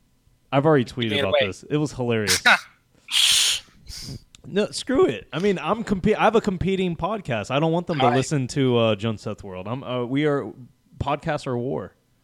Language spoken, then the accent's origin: English; the South, United States; It's not because I'm from the South.